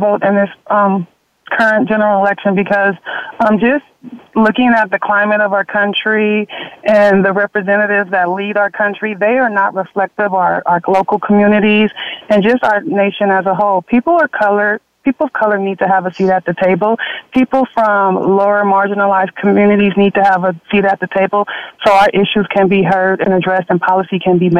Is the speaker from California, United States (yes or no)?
yes; Los Angeles, California, United States; I'm a California native. I grew up in South LA. I'm one of seven first generation, low income African American college graduate.